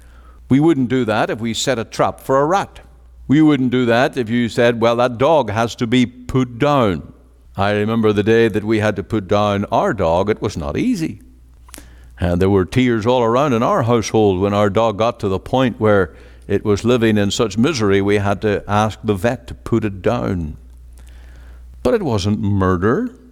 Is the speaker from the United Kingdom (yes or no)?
yes; Northern Ireland, United Kingdom; now in Canada; I was closer to murder here in Canada than any time in all the mayhem and the disorder that I grew up in Northern Ireland.